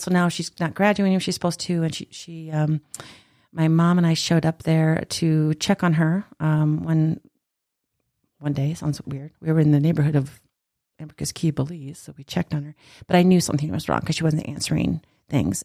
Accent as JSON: {"language": "English", "region": "South Dakota", "country": "United States", "tie": "born or raised there", "said": "I actually am from South Dakota"}